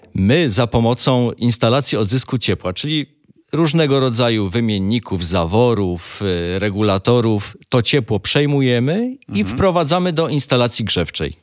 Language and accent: Polish; Rybnik, Silesian Voivodeship, Poland; Tak, jestem z Rybnika, a Rybnik żużlem stoi